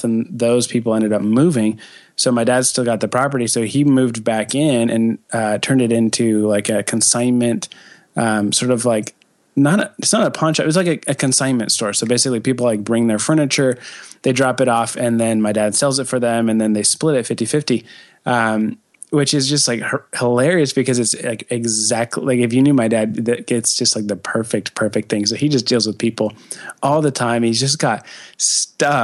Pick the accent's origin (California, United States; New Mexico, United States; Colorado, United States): Colorado, United States; Castle Rock; moved away as an adult; Castle Rock, Colorado, actually. It's a little bit south of Denver.